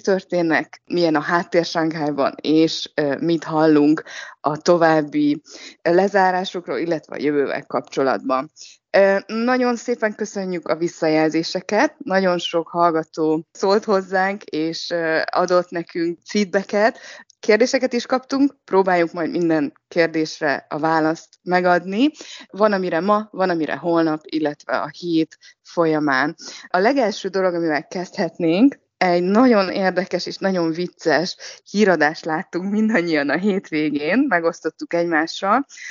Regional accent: Hungary; now in Shanghai, China; Mi mindannyian Sankályban élő magyarok vagyunk

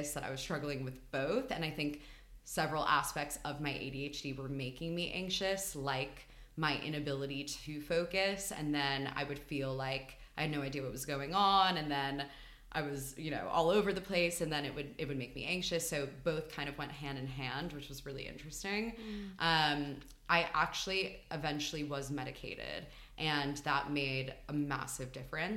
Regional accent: New York, United States; moved away as an adult; also born or lived in Philadelphia; now in London, United Kingdom; I'm from New York. And I grew up there

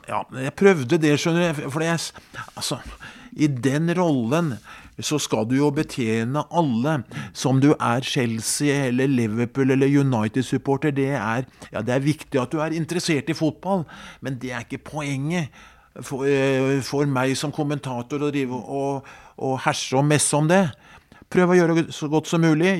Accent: Skedsmo, Akershus, Norway; hjemme i Skedsmo

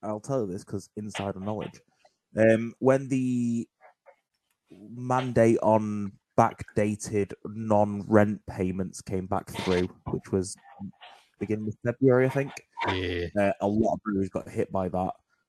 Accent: Scotland, United Kingdom; I'm just from Scotland.

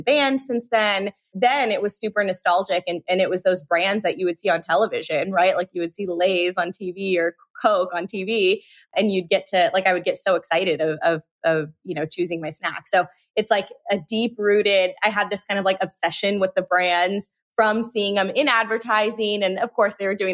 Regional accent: Euless, Texas, United States; also born or lived in Chicago, Illinois; we moved from Chicago to Texas and lived in this small town called Euless

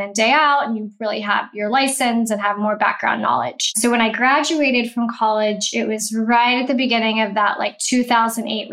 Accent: Houston, Texas, United States; also born or lived in Baton Rouge, Louisiana; I grew up in Houston and I left to go to college. I went to Baton Rouge

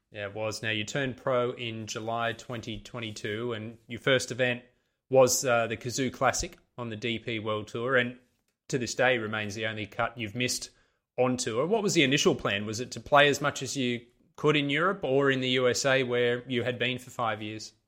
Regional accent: Sydney, New South Wales, Australia; I'm from Sydney in Australia

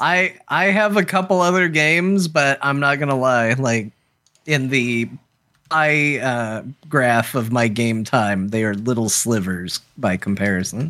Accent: United States; as an American

